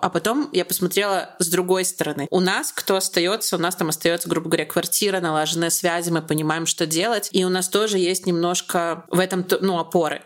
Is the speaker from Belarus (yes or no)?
yes; Belarus; я из Беларуси